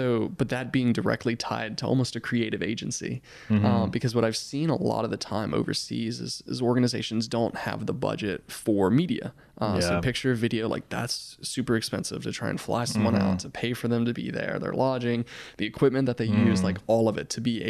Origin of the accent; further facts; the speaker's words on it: Mississippi, United States; I wouldn't be passionate about the things that I'm passionate about if it weren't for Mississippi